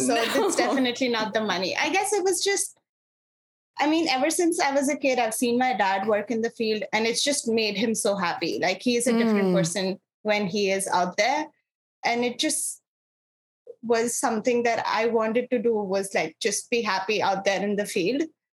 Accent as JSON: {"language": "English", "town": "Dehradun", "region": "Uttarakhand", "country": "India", "tie": "born or raised there", "also_born_or_lived": "Gujarat", "said": "I grew up in northern India in a small town called Dehradun, which is not so small anymore. But I actually am originally from a western Indian state of Gujarat."}